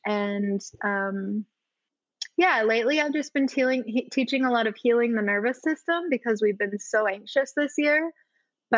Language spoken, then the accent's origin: English; Utah, United States; growing up in the States as a girl, like here in Utah